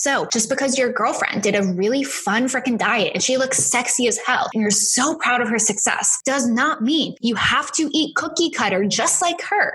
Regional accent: Boston, Massachusetts, United States; accent: Boston; moved away; my Boston accent

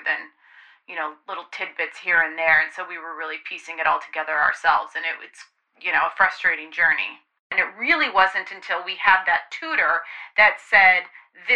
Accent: Marin County, California, United States; I'm from Marin County, which is in California, just north of San Francisco.

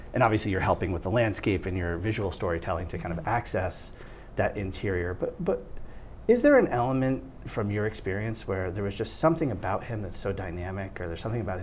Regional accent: Northeast, United States; also born or lived in Connecticut; now in New York, United States; growing up in the Northeast

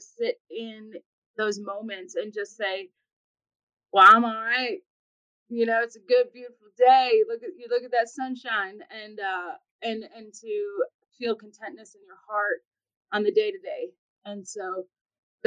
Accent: Ocean Springs, Mississippi, United States; moved away; also born or lived in Green Bay, Wisconsin / England; grown up in the Midwest in Green Bay, Wisconsin, and then graduating high school in Ocean Springs, Mississippi

